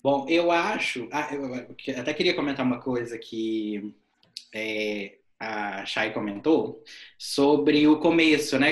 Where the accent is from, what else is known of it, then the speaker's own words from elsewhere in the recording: Minas Gerais, Brazil; sou mineiro